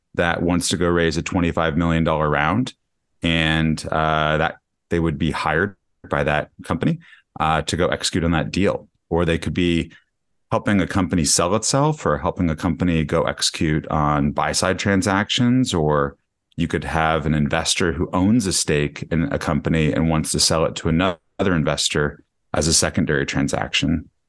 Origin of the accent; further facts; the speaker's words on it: Denver, Colorado, United States; moved away as an adult; also born or lived in Michigan; now in New York City, United States; I grew up in Denver, Colorado.